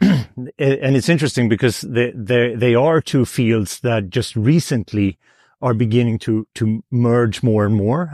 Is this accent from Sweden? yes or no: yes; Sweden; I'm from Sweden